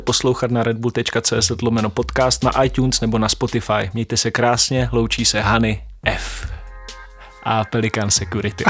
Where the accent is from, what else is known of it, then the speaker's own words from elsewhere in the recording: Šumperk, Olomouc Region, Czechia; já pocházím ze Šumperka